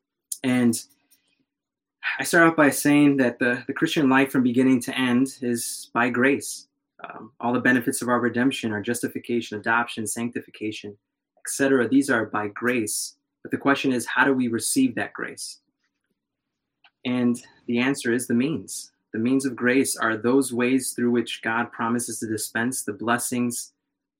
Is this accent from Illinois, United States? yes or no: yes; Chicago, Illinois, United States; moved away as an adult; now in Fort Worth, United States; I was born and raised in Chicago